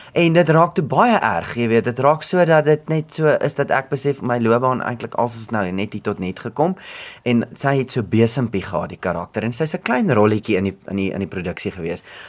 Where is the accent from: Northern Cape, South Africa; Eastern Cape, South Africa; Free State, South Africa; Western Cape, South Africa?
Free State, South Africa; also born or lived in Bloemfontein; ek kom van die Vrystaat af en dit is my belangrik altyd om dit te sê en dit is my belangrik om te sê van Edinburgh, want dit is 'n baie mooi klein dorpie